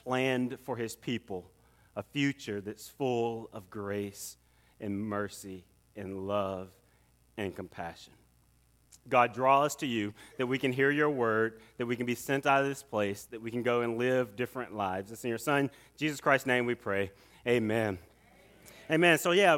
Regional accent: Atlanta, Georgia, United States; And I grew up right here in Atlanta.

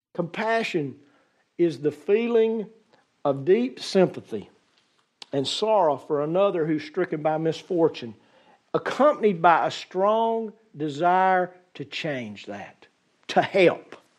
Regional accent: United States; As an American society

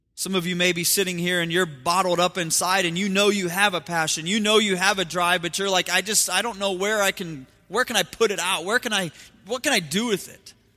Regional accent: Ohio, United States; moved away; I have my, my grandparents and we grew up in Ohio, so I have family back in Ohio

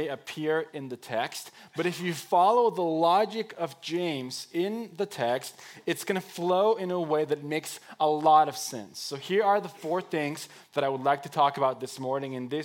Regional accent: Mexico; moved away as an adult; I was born and raised in Mexico. 19 years of my life were spent there

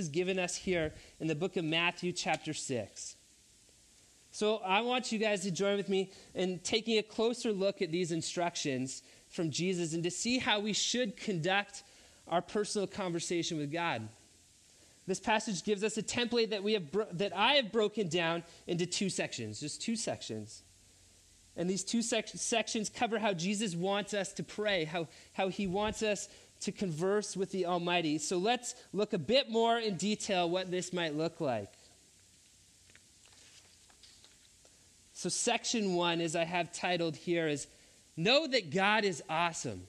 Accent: Three Hills, Alberta, Canada; I went to a public school where I grew up in Three Hills, Alberta, in elementary school

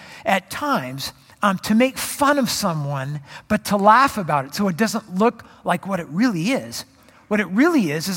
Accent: Southern California, United States; I grew up in Southern California

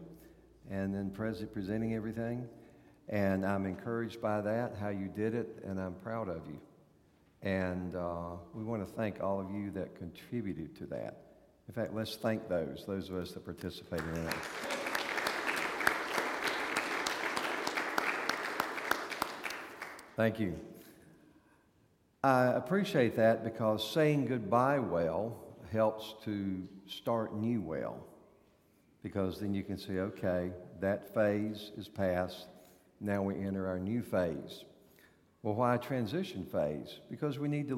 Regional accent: North Carolina, United States; moved away; You know from my accent that I was born in North Carolina

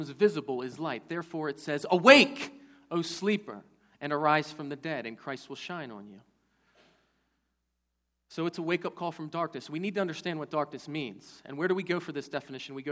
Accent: Baltimore, Maryland, United States; When I was a kid, growing up in Baltimore

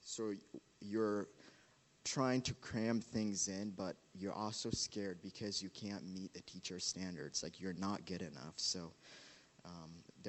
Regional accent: Uganda; Growing up in Uganda as a kid

